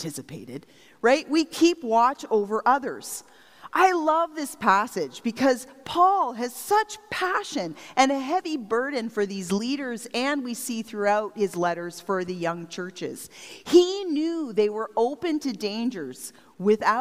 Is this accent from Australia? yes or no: no; Strathroy, Ontario, Canada; moved away; I grew up in Strathroy, by the way, but since leaving home, I've been part of 6 different communities